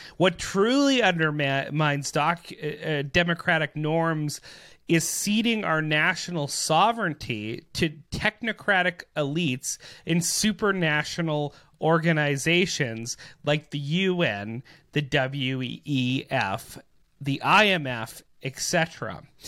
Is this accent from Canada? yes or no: yes; Canada; as Canadian people